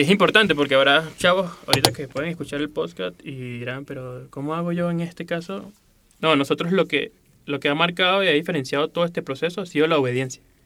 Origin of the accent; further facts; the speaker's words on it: Venezuela; moved away as an adult; now in Mexico City, Mexico; Soy de Venezuela y tengo aproximadamente tres años viviendo en la Ciudad de México